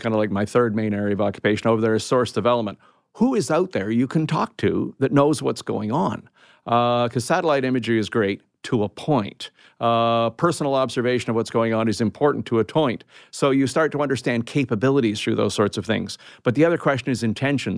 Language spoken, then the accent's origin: English; Canada; I'm a Canadian